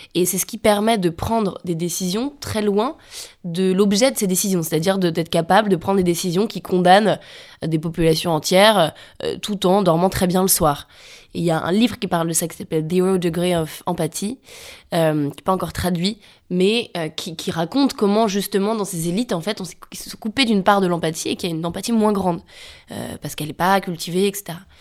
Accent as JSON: {"language": "French", "area": "a village in Savoie", "region": "Auvergne-Rhône-Alpes", "country": "France", "tie": "born or raised there", "moved": "as an adult", "said": "Je viens d'un village de Savoie avec des parents alpinistes à un endroit euh, très ancré dans la montagne"}